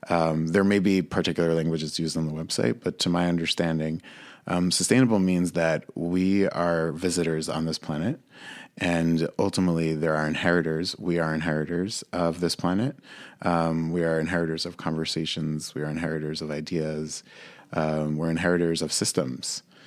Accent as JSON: {"language": "English", "town": "Monsey", "region": "New York", "country": "United States", "tie": "born or raised there", "said": "I grew up in a mixed race family in Muncie, New York"}